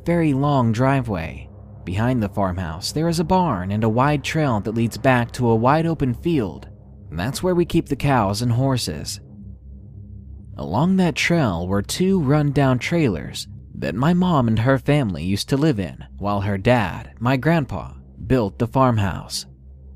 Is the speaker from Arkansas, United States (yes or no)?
yes; Arkansas, United States; I'm actually from Arkansas